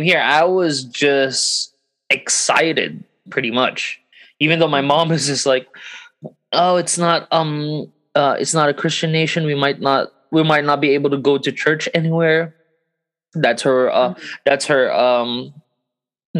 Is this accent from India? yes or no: no; Thailand; also born or lived in Philippines; technically, I grew up here in Thailand. Although I still consider Philippines home.